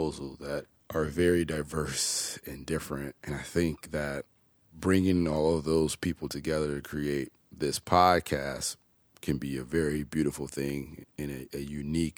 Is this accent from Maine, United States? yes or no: no; Chicago, Illinois, United States; also born or lived in Oak Park / Homewood / Bolingbrook; born and raised in Chicago. I love my city